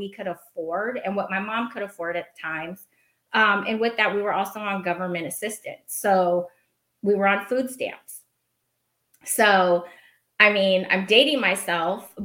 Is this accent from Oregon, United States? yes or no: yes; Portland, Oregon, United States; I was raised in Oregon. I probably should have said that, in Portland.